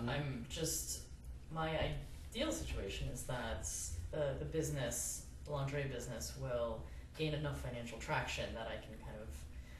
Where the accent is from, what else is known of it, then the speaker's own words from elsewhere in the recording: New Jersey, United States; moved away; I grew up partially in New Jersey